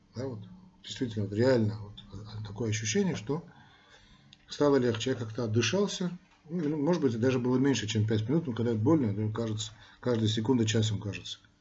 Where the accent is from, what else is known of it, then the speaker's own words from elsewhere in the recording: Armenia; мы, армяне